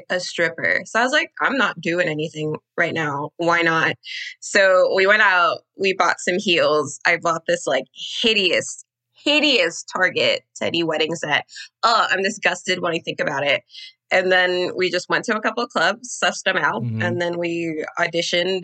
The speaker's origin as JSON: {"language": "English", "country": "Trinidad & Tobago", "said": "I'm Trinidadian."}